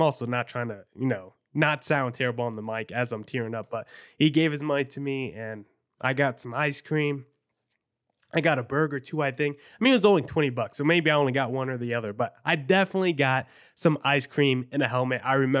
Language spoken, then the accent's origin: English; New Jersey, United States; Like, I grew up in New Jersey. Everyone was Yankees fans.